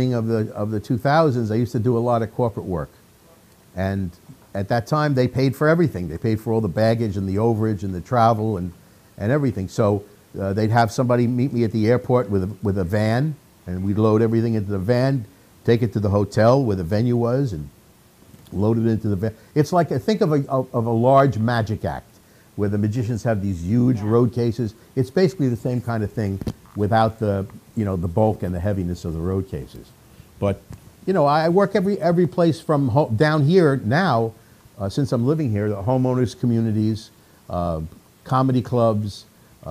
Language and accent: English; New York, United States; I'm from New York, and worked around the tri-state area in New York.